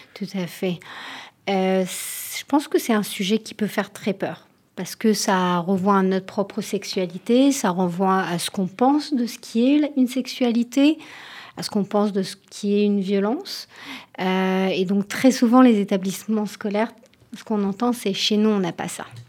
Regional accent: Tel Aviv, Tel Aviv District, Israel; French is a second language; moved away as an adult; now in France; en France euh, depuis 4 ans, donc désolée si je fais des fautes de français à l'origine de Tel Aviv.

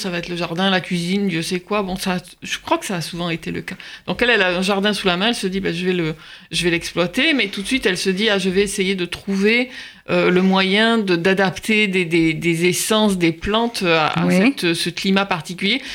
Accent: Marseille, Provence-Alpes-Côte d'Azur, France; moved away; j'ai grandi à Marseille, dans les quartiers nord

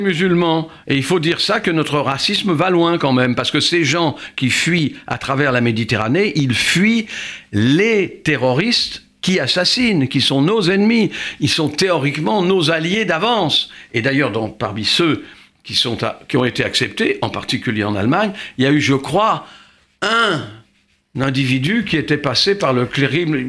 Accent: France; chez nous en France

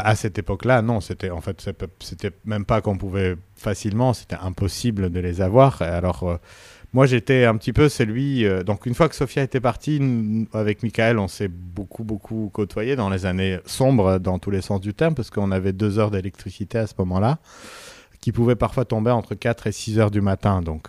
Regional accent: Yerevan, Armenia; moved away; also born or lived in Paris; la classe parallèle à la mienne, euh, à l'école euh, Tchaïkovski à, Yerevan

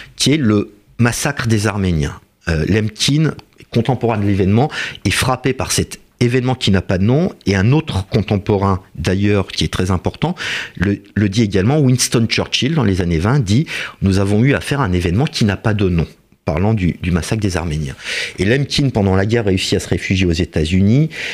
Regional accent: France; Nous sommes français

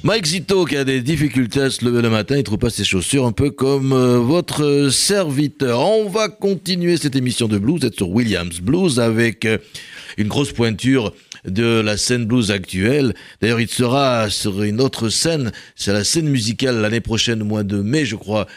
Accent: Bordeaux, Nouvelle-Aquitaine, France; dans ma ville natale à Bordeaux

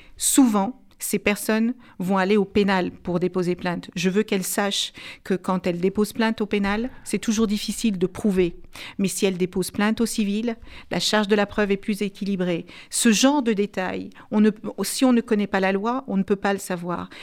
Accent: France; je suis française

